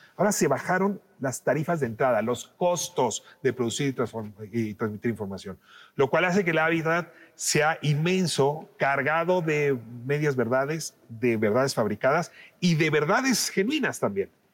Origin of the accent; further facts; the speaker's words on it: Mexico; 8 de cada 10 mexicanas y mexicanos queríamos